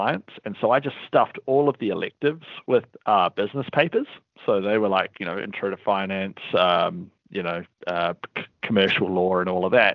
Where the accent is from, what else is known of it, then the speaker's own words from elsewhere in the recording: Wellington, New Zealand; accent: New Zealand; We're headquartered out of Wellington, New Zealand, which is also where my accent is from